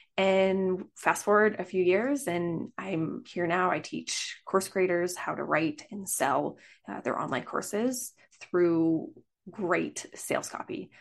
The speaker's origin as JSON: {"language": "English", "country": "Canada", "said": "I am from Canada."}